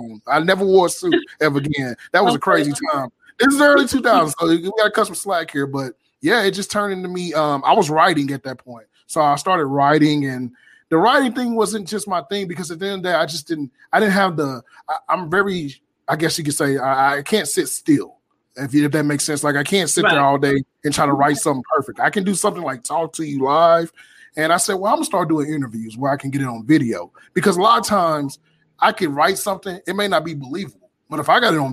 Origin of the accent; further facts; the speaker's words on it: Fort Worth, Texas, United States; I'm born and raised in Fort Worth, Texas.